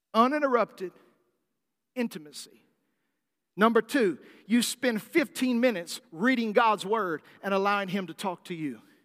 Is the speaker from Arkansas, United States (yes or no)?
yes; South Arkansas, United States; where I grew up in South Arkansas